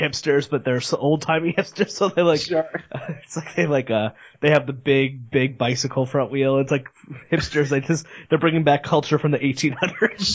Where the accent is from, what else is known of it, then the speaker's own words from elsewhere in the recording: Northeast, United States; I'm from the Northeast